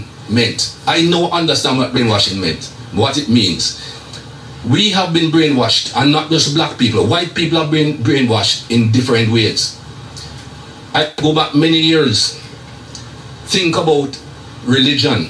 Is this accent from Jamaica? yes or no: yes; Jamaica; moved away; as a young man growing up in Jamaica